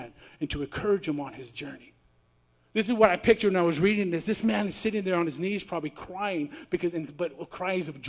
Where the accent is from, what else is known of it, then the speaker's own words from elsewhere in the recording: California, United States; I'm from California